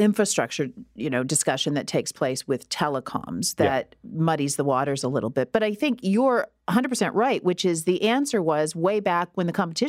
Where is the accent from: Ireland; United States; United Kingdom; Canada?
Canada; Listowel, Ontario; I grew up in Listowel.